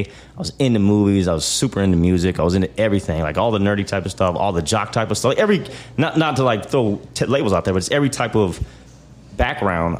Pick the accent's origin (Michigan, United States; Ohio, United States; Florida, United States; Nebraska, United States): Nebraska, United States; Omaha; also born or lived in Kansas City; So that's where I was raised at, was Boys Town